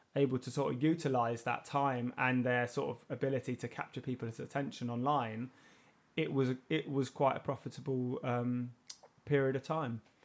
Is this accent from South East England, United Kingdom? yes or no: no; London, United Kingdom; I was born and raised in Herne Hill